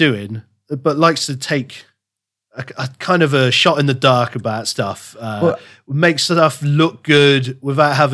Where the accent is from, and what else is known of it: England, United Kingdom